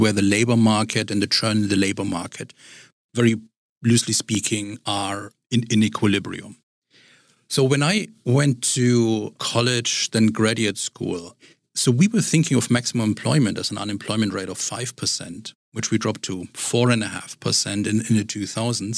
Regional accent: Germany; now in Richmond, United States; my, my background is in Germany and growing up in Germany

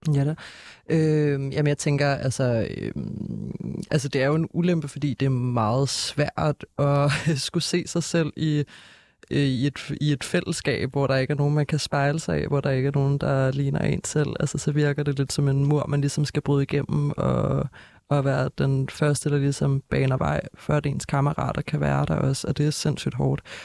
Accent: Copenhagen, Capital Region of Denmark, Denmark; jeg er jo altså, født og opvokset her i København

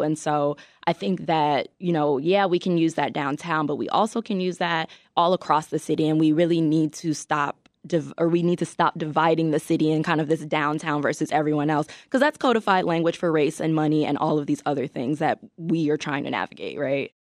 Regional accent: Chicago, Illinois, United States; I grew up in Chicago, I kind of came up as a teenager here.

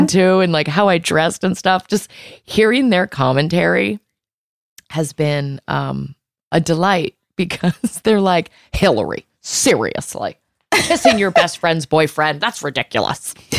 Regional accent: Virginia, United States; I'm from Virginia.

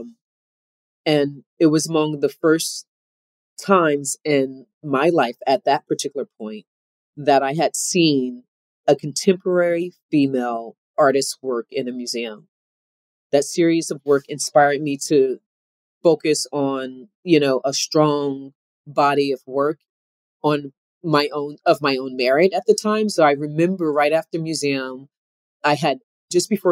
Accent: Camden, New Jersey, United States; I grew up in Camden, New Jersey

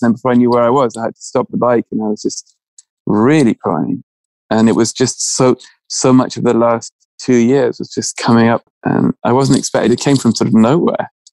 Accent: England, United Kingdom; being English and, you know, educated in a certain way

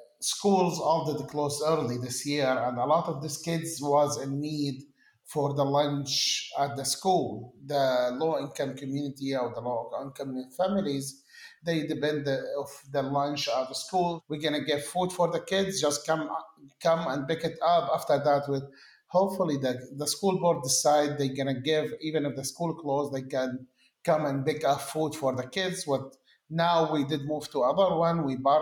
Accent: Syria; As you know, I come from Syria

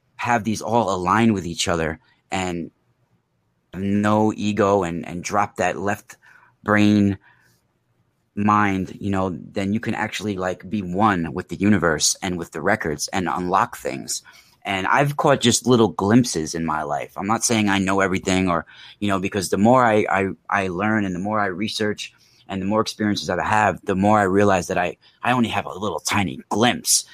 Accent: New York, United States; also born or lived in Mount Vernon, New York / Rockland County, New York / California; I grew up in New York. Um, I was born in Mount Vernon, New York, and then I went to high school in Rockland County

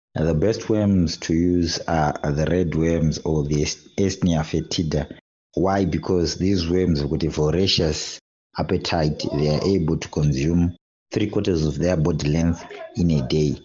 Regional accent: Zimbabwe; now in Harare, Zimbabwe; I'm from Zimbabwe, resident of Harare

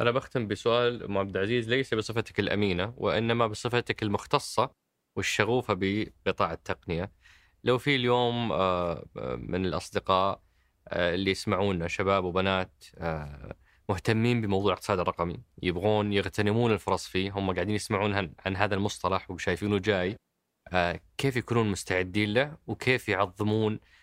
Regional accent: Saudi Arabia; انا كسعودي

